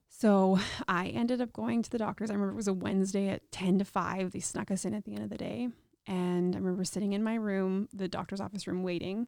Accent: Regina, Saskatchewan, Canada; I was born and raised here in Regina

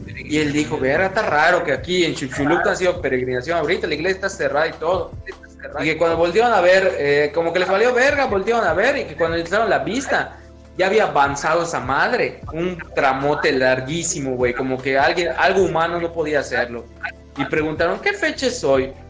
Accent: Yucatán, Mexico; te crea una identidad como yucateco

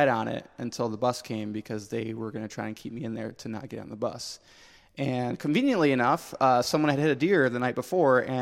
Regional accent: Michigan, United States; born or raised there; also born or lived in Pennsylvania

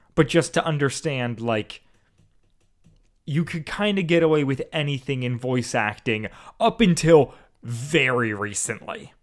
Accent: Iowa, United States; moved away; that's where I'm from

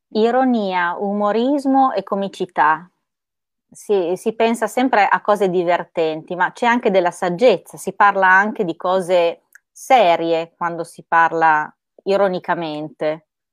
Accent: Parma, Emilia-Romagna, Italy; io sono di Parma

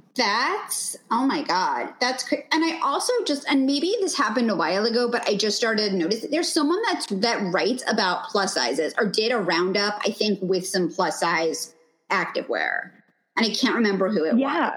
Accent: New York, United States; now in Los Angeles, United States; I'm originally from New York

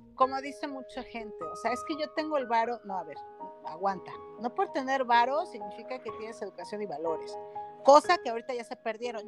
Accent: Mexico; mi país

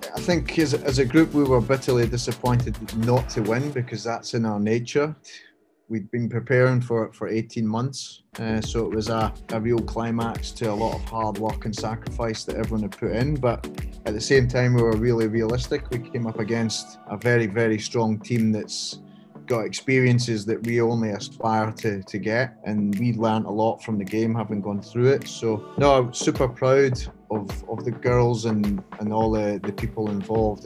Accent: Scotland, United Kingdom; moved away as an adult; now in Hong Kong; I grew up in Scotland, uh, as you can tell by the accent

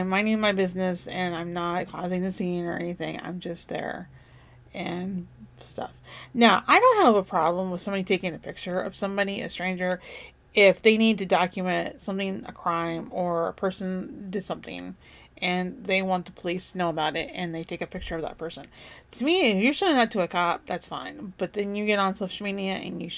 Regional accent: United States; as an American

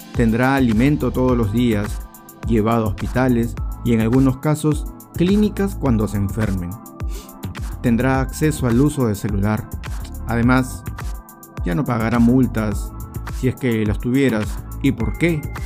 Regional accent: Peru; los peruanos somos

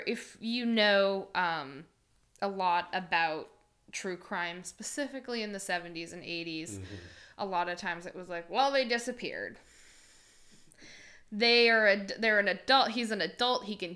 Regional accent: Limington, Maine, United States; where I grew up in Lymington

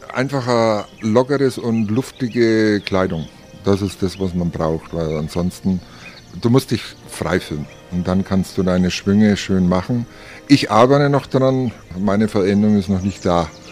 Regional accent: Nuremberg, Bavaria, Germany; accent: Franconian; moved away as an adult; now in Chiemgau, Germany; wir sind seit 91 aus dem, wie Sie hören, vielleicht aus dem Fränkischen, aus Nürnberg

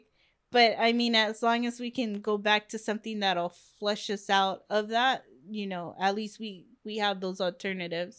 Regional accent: Long Beach, California, United States; it's my hometown

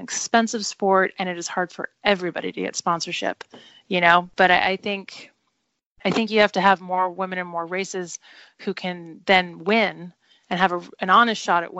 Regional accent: Southern California, United States; I grew up in Southern California

